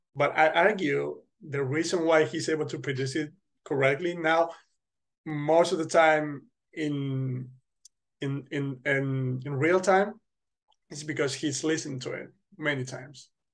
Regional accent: center north of Spain, Spain; moved away as an adult; now in Poland; my hometown hmm. which mm. is in the center north of spain

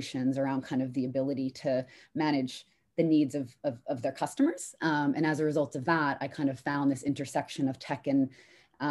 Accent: New York City, New York, United States; moved away as an adult; also born or lived in London, United Kingdom; now in United Kingdom; I'm from New York, lived in New York

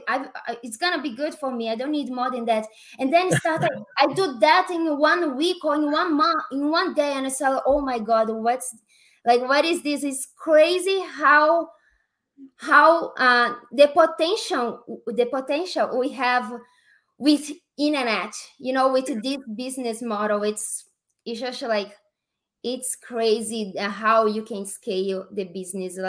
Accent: Brazil; accent: Brazilian; English is a second language; moved away as an adult; now in Las Vegas, United States; I'm from Brazil, and I came to USA in 2016

